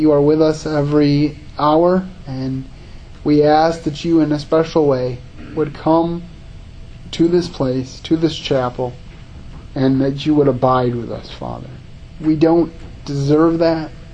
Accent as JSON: {"language": "English", "town": "Grand Rapids", "region": "Michigan", "country": "United States", "tie": "born or raised there", "also_born_or_lived": "Howard City, Michigan", "said": "I grew up in the Grand Rapids area, and then I moved a little north of Grand Rapids, about 45 minutes north of Grand Rapids, so about an hour away from here, to a little town called the village of Howard City"}